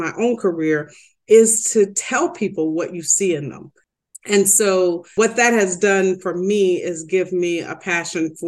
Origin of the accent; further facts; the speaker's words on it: the South, United States; moved away as an adult; also born or lived in Detroit; growing up in the South